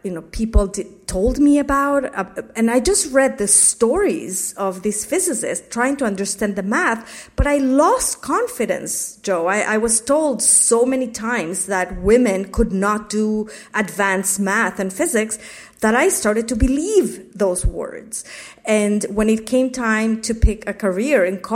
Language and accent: English; Mexico City, Mexico; moved away; I grew up in a very conservative community in Mexico City